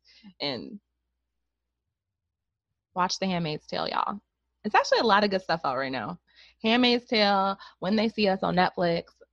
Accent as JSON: {"language": "English", "country": "United States", "said": "I'm done being an American"}